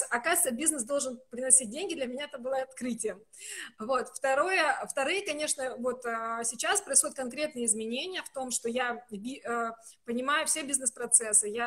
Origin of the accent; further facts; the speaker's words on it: North Caucasus, Russia; хотя я человек с Кавказа, и я могу громко разговаривать, выражая свои мысли